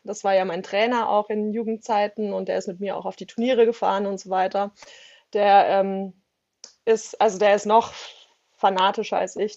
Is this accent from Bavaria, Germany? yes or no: yes; a village south of Munich, towards Garmisch, Bavaria, Germany; ich bin tatsächlich ähm, in einem Dorf aufgewachsen, ähm, südlich von München, ähm, eigentlich in den Bergen direkt, ähm, also eher so die Garmischer Richtung runter.